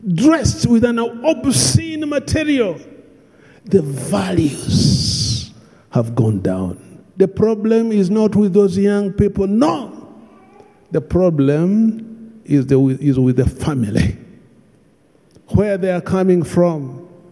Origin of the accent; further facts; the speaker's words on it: Bunyoro, Western Region, Uganda; I come from Bunyoro